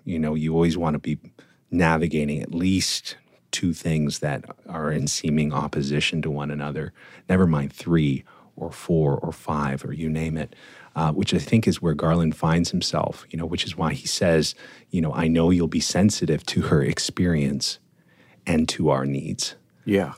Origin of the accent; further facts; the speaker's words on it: Toronto, Ontario, Canada; being Torontonian, Canadian, growing up in Canada, in the suburbs of Toronto.